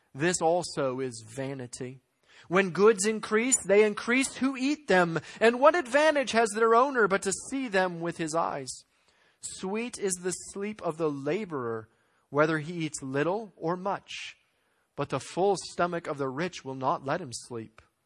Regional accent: United States; as American Christians

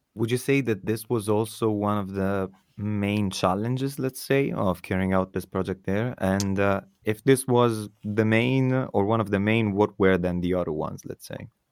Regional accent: Italy; moved away; my home country, for example, Italy

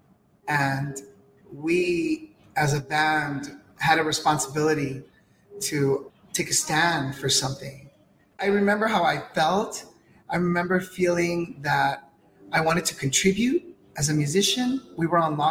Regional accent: Los Angeles, California, United States; I was born here in Los Angeles. That makes me Chicano, first generation

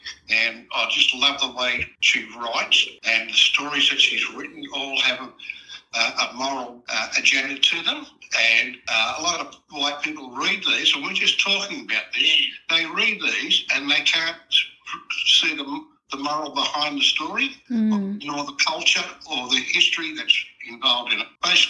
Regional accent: Sydney, New South Wales, Australia; Okay, I was born in Sydney. Paddington Hospital, as a matter of fact, and I lived in Surry Hills, if you know that area. That's right near Central Station.

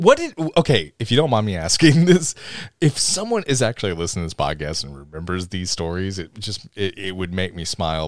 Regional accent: Tennessee, United States; accent: deep south; we're all from Tennessee

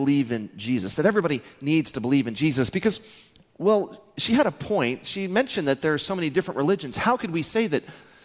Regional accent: Midland, Texas, United States; I'm from Midland, Texas.

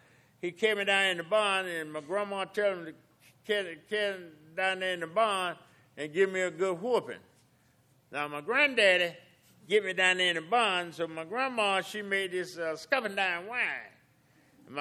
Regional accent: South Carolina, United States; also born or lived in Augusta, Georgia; I was born in Augusta, and then moving back in South Carolina.

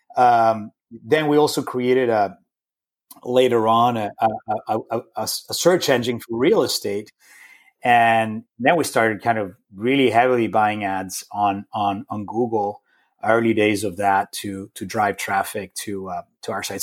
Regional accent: Rome, Lazio, Italy; moved away; I grew up in Rome, in Italy

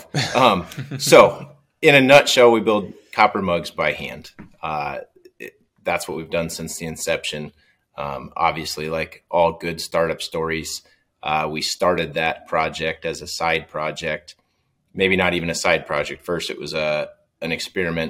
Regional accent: O'Neill, Nebraska, United States; I was back home in my hometown of O'Neill

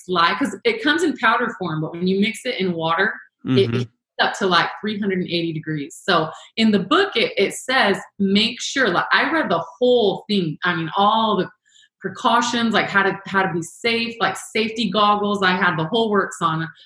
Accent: Chihuahua, Mexico; moved away as an adult; also born or lived in Phoenix, Arizona; now in St. George, United States; So I was born and raised in Chihuahua, Mexico, and in a small American community. And my parents are American

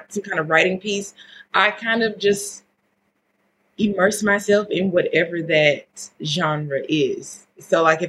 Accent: Louisiana, United States; moved away; I'm from Louisiana

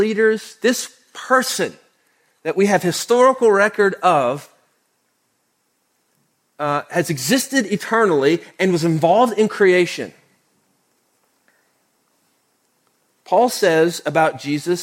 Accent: Oklahoma, United States; now in Houston, United States; I grew up in Oklahoma.

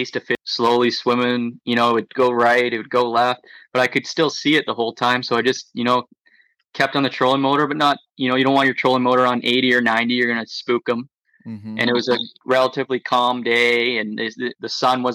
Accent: Lake Simcoe, Ontario, Canada; growing up on Lake Simcoe

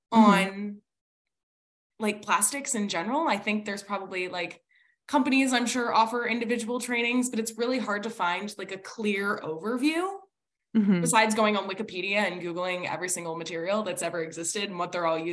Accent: New Jersey, United States; at least I'm like from New Jersey.

